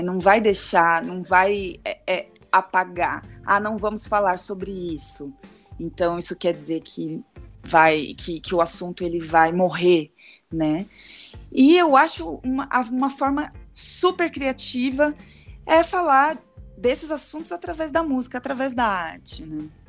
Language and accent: Portuguese; Santos, São Paulo, Brazil; now in São Paulo, Brazil; Sou daqui de São Paulo, né, de Santos, mas moro em São Paulo